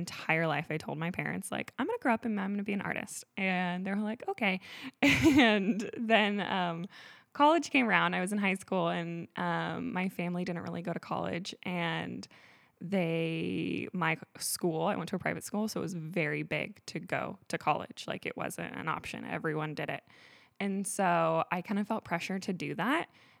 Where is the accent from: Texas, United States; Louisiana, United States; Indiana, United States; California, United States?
California, United States; Grass Valley; I have been born and raised in Grass Valley, California. I have always loved it here. I consider myself like a forest child.